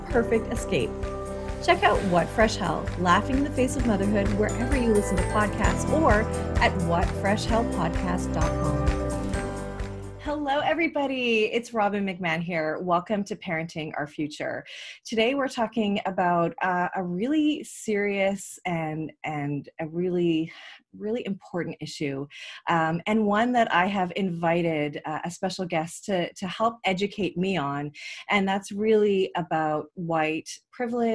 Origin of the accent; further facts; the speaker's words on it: Canada; I'm Canadian